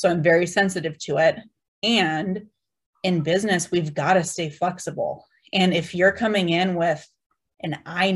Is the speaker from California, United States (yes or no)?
yes; San Diego, California, United States; I'm from San Diego. So I went to SDSU